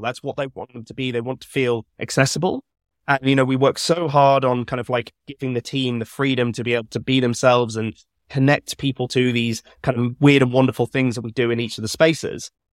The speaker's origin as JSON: {"language": "English", "town": "Birmingham", "region": "West Midlands", "country": "United Kingdom", "tie": "born or raised there", "said": "I grew up in Birmingham"}